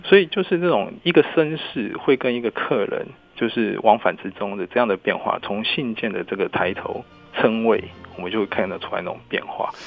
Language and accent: Chinese; Taiwan; 我们台湾人